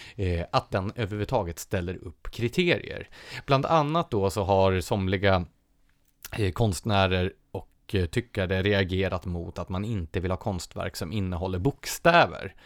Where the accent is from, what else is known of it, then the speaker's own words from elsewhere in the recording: Nacka, Stockholm County, Sweden; min hemkommun, Nacka.